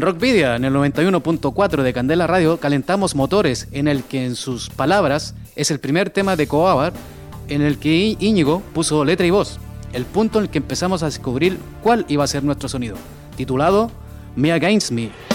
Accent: Chile; now in Spain; mi país, Chile

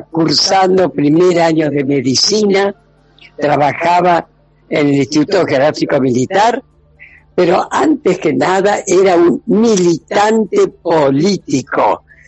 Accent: Buenos Aires, Argentina; mis tres hermanos y yo nacimos en Belgrano, que es un barrio de capital federal, no de la provincia de Buenos Aires

